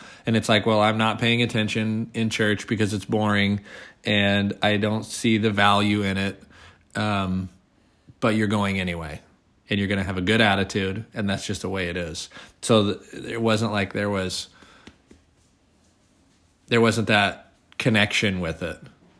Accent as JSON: {"language": "English", "region": "Oregon", "country": "United States", "said": "We're from Oregon."}